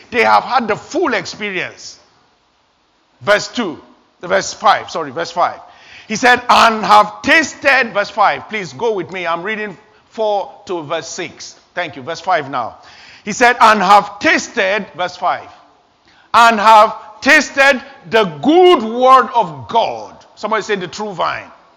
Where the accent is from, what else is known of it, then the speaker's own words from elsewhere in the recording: Nigeria; moved away as an adult; I was 21 years old back in my home country, Nigeria